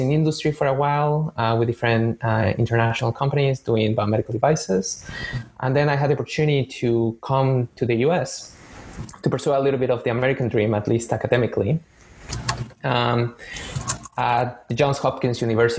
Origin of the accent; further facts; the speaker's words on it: Mexico City, Mexico; moved away as an adult; now in Boston, United States; I'm originally from Mexico City, born and raised